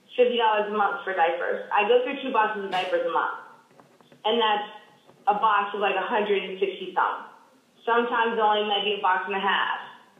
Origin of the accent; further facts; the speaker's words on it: Nashville, Tennessee, United States; now in Arlington, United States; I'm actually originally from Nashville, but I now live in Arlington, Virginia.